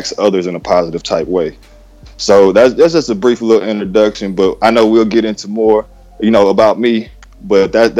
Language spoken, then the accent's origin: English; Texas, United States; country boy, born and raised in Texas